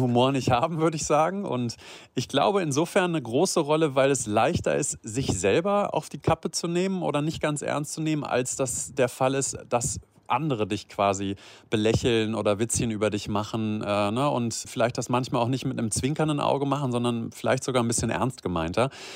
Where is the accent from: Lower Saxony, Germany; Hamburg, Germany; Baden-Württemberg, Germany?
Lower Saxony, Germany; Göttingen; now in Rhineland, Germany; ich komme aus Niedersachsen, ja aus der Ecke uh. von Göttingen.